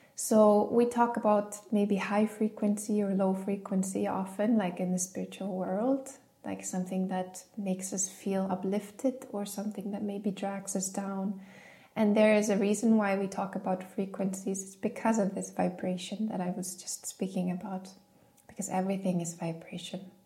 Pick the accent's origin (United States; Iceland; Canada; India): Iceland; growing up in Iceland